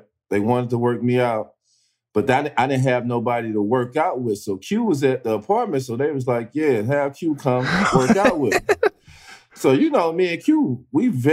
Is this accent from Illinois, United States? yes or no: yes; East St. Louis, Illinois, United States; I'm from East St. Louis. I'm a Midwest kid